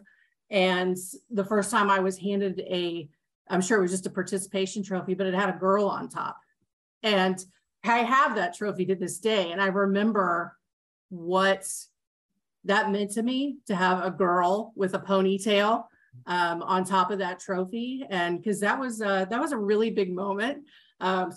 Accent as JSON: {"language": "English", "region": "Kansas", "country": "United States", "tie": "born or raised there", "said": "I grew up here in a suburb of Kansas City. I went to Shawnee Mission East High School"}